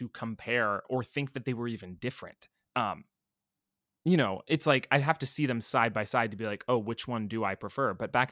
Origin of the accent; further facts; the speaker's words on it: California, United States; I grew up in California